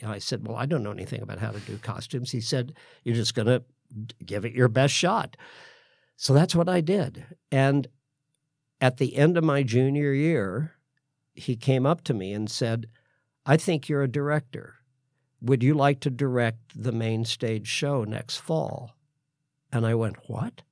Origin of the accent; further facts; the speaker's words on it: Sedalia, Missouri, United States; moved away; I was born in Sedalia, Missouri